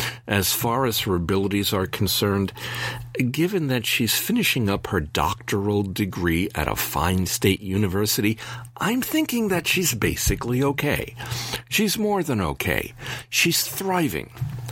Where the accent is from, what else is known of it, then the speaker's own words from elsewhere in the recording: United States; I'm an American Freemason